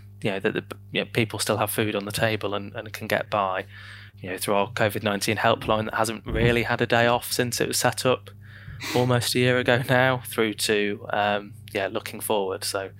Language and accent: English; Lincoln, East Midlands, United Kingdom; moved away as an adult; now in York, United Kingdom; To my shame, I'm not a Yorkie or even from Yorkshire. So I grew up in Lincolnshire, and I went to a comprehensive school in the north of Lincoln